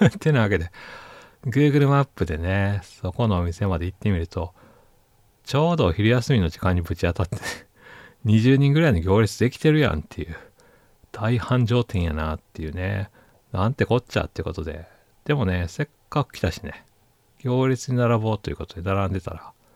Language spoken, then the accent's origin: Japanese; Osaka, Japan; moved away as an adult; now in Tokyo, Japan; 私大阪人なんですけどね